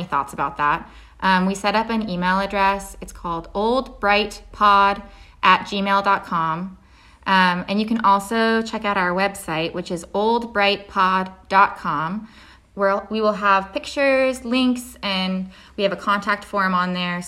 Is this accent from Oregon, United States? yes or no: yes; Oregon, United States; I'm from Oregon. And so I learned a lot about Oregon history through the context of pioneers, because that's what was happening when I was learning in elementary school